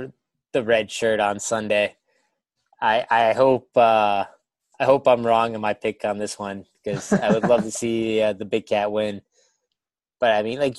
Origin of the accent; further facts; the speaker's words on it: Tennessee, United States; as a Tennessee fan growing up in Tennessee